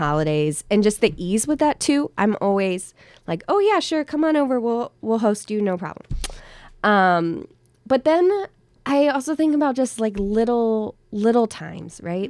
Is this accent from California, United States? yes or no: no; Virginia, United States; moved away as an adult; now in Hillsdale, United States; I'm not from here. I'm originally from Virginia